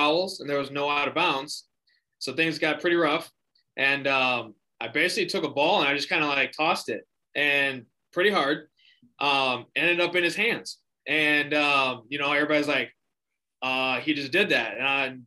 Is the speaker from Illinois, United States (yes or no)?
no; Lake Mills, Wisconsin, United States; also born or lived in Fort Atkinson, Wisconsin; I grew up in Lake Mills, Wisconsin